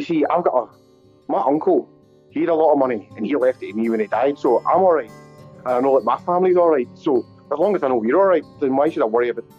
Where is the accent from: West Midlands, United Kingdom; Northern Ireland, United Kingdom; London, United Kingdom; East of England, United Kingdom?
Northern Ireland, United Kingdom; now in Scotland, United Kingdom; I live here. I'm originally from Northern Ireland. I'm originally from Northern Ireland, but I left there and moved over to Scotland.